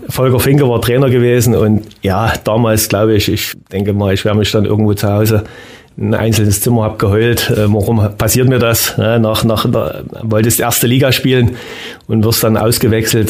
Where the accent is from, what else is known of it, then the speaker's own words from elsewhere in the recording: Brand-Erbisdorf, Saxony, Germany; Ich habe, glaube 78, 79 begonnen in meinem Heimatort äh, bei Narva Branderbisdorf